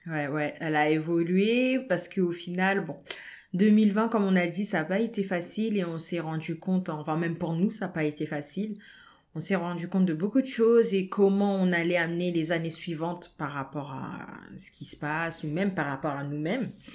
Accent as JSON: {"language": "French", "country": "France", "tie": "born or raised there", "said": "nous sommes nés en France, nous avons grandi en France"}